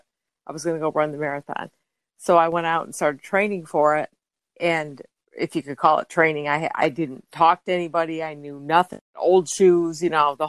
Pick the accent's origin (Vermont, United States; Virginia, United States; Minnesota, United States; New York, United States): New York, United States; upstate; moved away as an adult; now in Justin, United States; originally from upstate New York